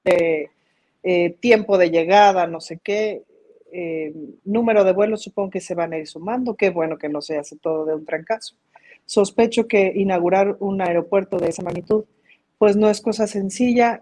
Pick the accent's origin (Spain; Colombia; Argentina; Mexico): Mexico; como mexicanos